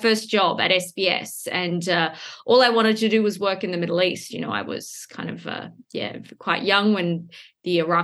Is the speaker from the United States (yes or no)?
no; Perth, Western Australia, Australia; moved away; I grew up in Perth, the most isolated city in the world